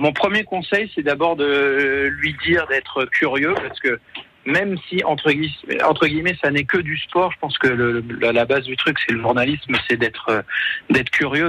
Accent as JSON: {"language": "French", "town": "Clermont", "region": "Hauts-de-France", "country": "France", "tie": "born or raised there", "said": "je suis né à Clermont de l'Oise et j'ai grandi dans l'Oise"}